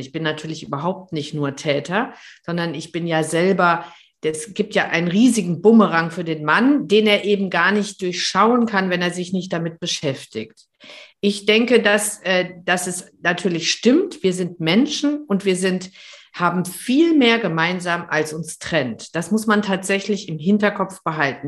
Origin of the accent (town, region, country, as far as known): Germany